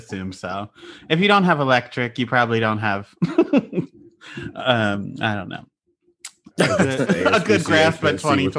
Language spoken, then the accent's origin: English; Pennsylvania, United States